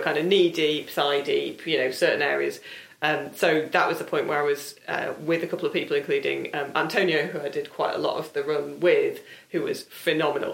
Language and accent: English; South Lakes, North West England, United Kingdom; I'm from the South Lakes